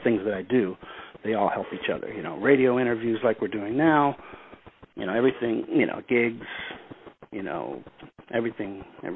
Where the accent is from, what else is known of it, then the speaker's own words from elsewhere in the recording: Chicago, Illinois, United States; also born or lived in St. John's, Newfoundland, Canada; when I was 6 months old, my family moved to Chicago.